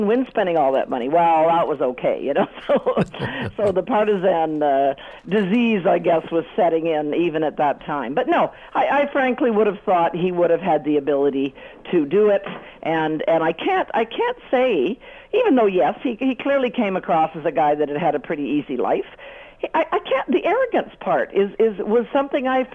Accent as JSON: {"language": "English", "country": "Canada", "said": "as a Canadian"}